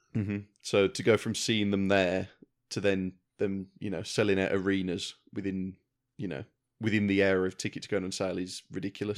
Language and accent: English; Wolverhampton, West Midlands, United Kingdom; I'm from Wolverhampton, we had the Civic Hall